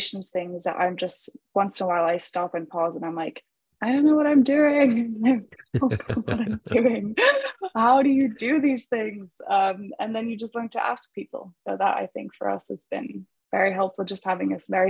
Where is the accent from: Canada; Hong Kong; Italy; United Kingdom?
Italy; moved away as an adult; also born or lived in Germany / Madrid, Spain; now in Los Angeles, United States; I grew up in Italy my whole life